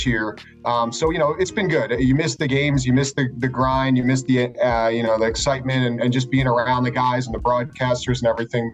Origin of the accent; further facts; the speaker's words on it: Philadelphia, Pennsylvania, United States; moved away as an adult; now in Pittsburgh, United States; I grew up in the Philly area.